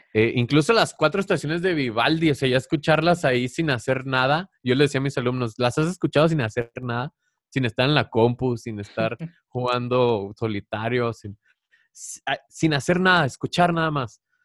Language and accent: Spanish; Chihuahua, Mexico; agarré uno de mi tierra, que es de Chihuahua, que yo bailé ese bailable de niño